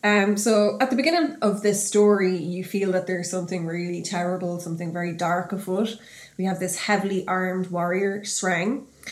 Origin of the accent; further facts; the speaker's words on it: Drogheda, Leinster, Ireland; where are you from? And I said, I'm from Drogheda.